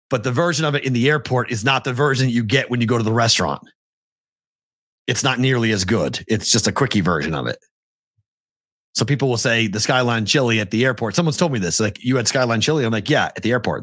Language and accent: English; Boston, Massachusetts, United States; moved away; I'm from Boston